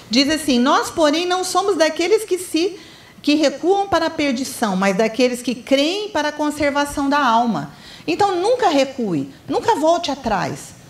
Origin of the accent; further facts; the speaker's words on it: Ribeirão Preto, São Paulo, Brazil; Eu vim de Ribeirão Preto, né? lá era tudo muito fácil.